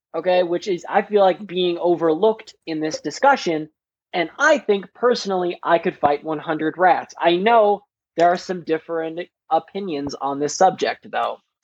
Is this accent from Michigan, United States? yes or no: no; Wisconsin, United States; accent: Wisconsin